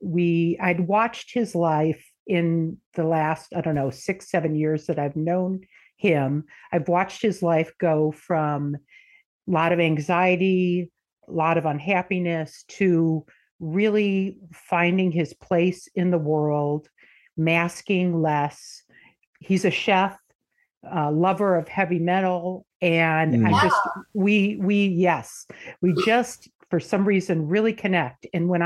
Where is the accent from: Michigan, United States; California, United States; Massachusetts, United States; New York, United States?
Michigan, United States; moved away; I am originally from Michigan. Moved out here in the 90s